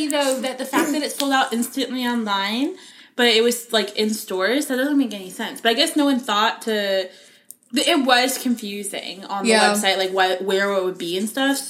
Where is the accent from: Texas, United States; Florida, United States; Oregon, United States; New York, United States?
Florida, United States; Tampa; I'm from Tampa.